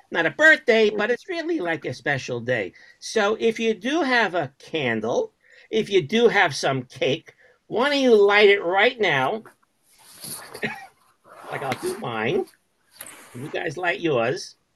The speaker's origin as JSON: {"language": "English", "town": "Brooklyn", "region": "New York", "country": "United States", "said": "I'm from Brooklyn."}